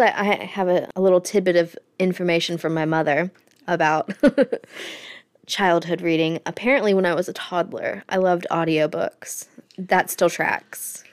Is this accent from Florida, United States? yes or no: yes; Florida, United States; I grew up in Florida